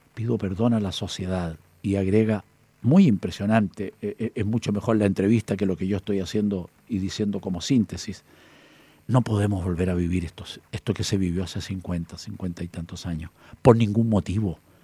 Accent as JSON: {"language": "Spanish", "town": "Chillán", "region": "Ñuble", "country": "Chile", "said": "De Talca, de Talca, Chillán, mi tierra, hacia"}